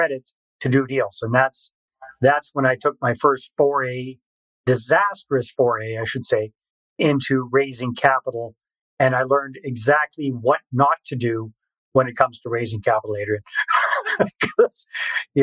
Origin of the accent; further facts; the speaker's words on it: British Columbia, Canada; moved away as an adult; also born or lived in Costa Rica; I'm originally Canadian from British Columbia